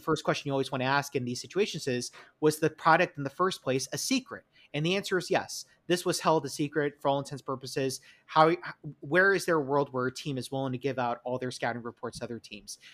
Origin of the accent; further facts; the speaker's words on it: New York, United States; accent: New York; it's my New York accent